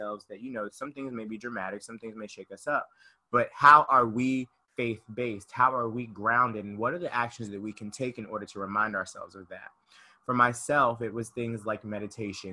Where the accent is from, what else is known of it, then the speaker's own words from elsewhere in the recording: Conyers, Georgia, United States; moved away; I'm from Conyers, Georgia, really small city, about 35, 40 minutes outside of Atlanta